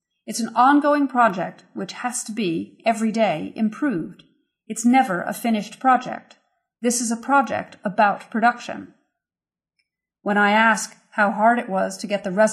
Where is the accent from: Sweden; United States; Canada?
United States; New York City, New York; when I was growing up in New York City